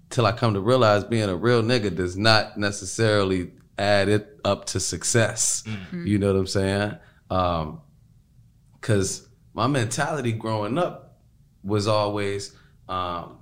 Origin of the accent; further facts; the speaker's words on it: Chicago, Illinois, United States; I'm also coming from Chicago